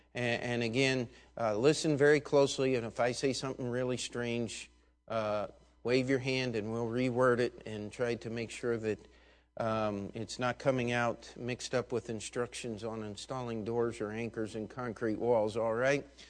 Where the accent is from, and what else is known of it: United States